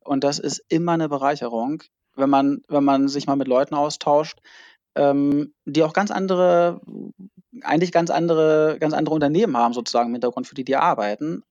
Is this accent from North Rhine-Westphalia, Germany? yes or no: no; near Hannover, Lower Saxony, Germany; moved away as an adult; also born or lived in Mannheim; now in near Hamburg, Germany; Ich, ich komme eigentlich aus der Nähe von Hannover, habe dann in Mannheim Psychologie und BWL studiert und wohne jetzt äh, bei Hamburg